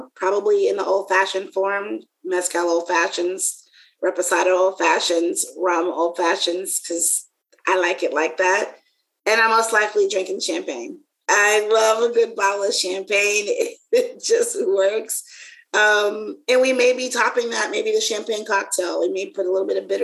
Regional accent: the South, United States; I'm from the South

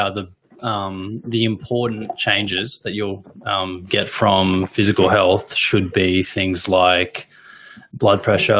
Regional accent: Australia; we're Australian.

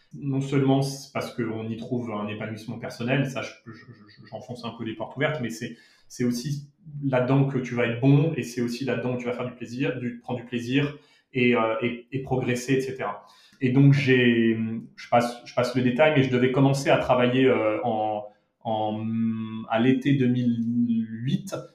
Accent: Monaco; also born or lived in Paris, France; now in Madrid, Spain; J'ai grandi euh, entre Monaco et au départ, puisque je suis né à Monaco

